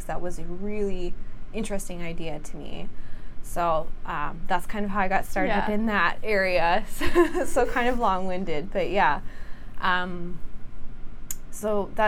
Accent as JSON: {"language": "English", "region": "Saskatchewan", "country": "Canada", "tie": "born or raised there", "also_born_or_lived": "Alberta", "moved": "as an adult", "said": "I grew up in Saskatchewan"}